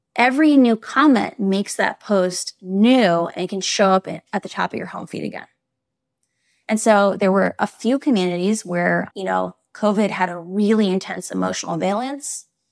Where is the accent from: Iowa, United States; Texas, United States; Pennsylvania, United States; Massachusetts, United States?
Iowa, United States; I grew up in Iowa